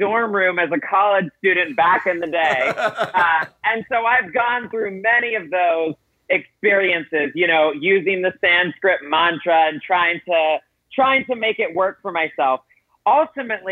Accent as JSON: {"language": "English", "region": "South Carolina", "country": "United States", "tie": "born or raised there", "said": "I grew up in South Carolina"}